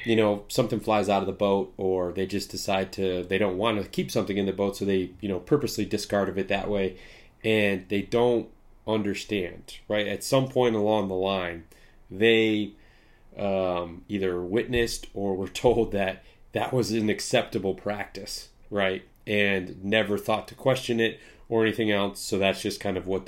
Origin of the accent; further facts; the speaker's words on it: Midwest, United States; I'm in the Midwest. I grew up in the Midwest.